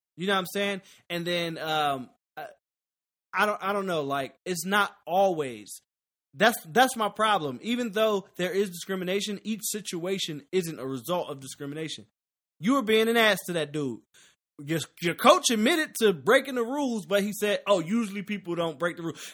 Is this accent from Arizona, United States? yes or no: no; Philadelphia, Pennsylvania, United States; moved away; I'm from Philly. We lived next door to what happened, and we didn't leave school. Well, I was in the suburbs